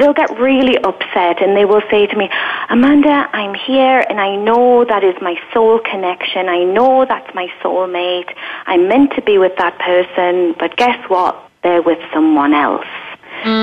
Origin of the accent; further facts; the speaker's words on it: England, United Kingdom; I was from England.